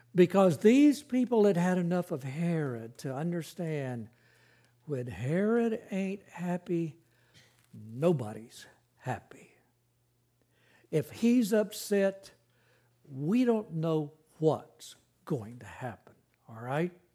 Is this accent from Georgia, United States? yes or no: yes; Carrollton, Georgia, United States; moved away; I grew up in Carrollton, Georgia